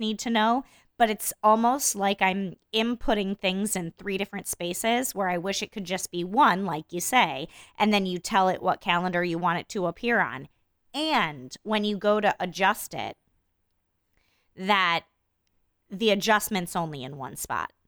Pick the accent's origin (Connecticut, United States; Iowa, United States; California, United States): Iowa, United States; I grew up in Iowa in a different time